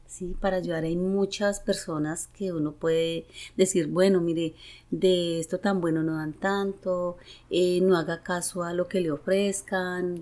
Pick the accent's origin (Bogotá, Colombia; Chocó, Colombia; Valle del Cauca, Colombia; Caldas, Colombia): Caldas, Colombia; Manizales; soy de Colombia y bueno, eh, soy nacida en Manizales